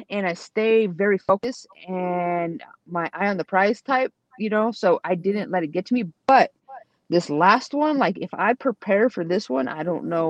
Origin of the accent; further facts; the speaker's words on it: San Jose, California, United States; I'm from San Jose, so I support them.